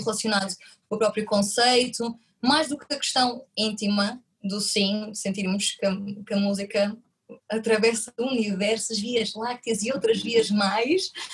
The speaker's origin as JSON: {"language": "Portuguese", "region": "Madeira", "country": "Portugal", "tie": "born or raised there", "also_born_or_lived": "Porto", "moved": "yes", "said": "eu sou natural da Madeira"}